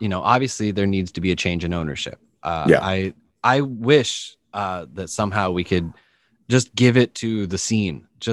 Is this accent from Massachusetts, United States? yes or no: yes; Methuen, Massachusetts, United States; When I was a little kid, I grew up in Methuen, Massachusetts, which is on the border of Mass and New Hampshire